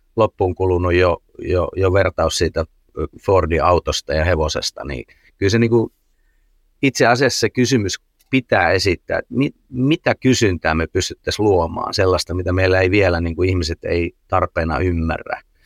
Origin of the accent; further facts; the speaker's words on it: Finland; Suomessa me ollaan aika sääntöorientoituneita